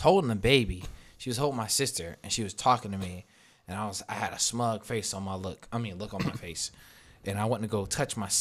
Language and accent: English; Virginia, United States; now in California, United States; I'm from Virginia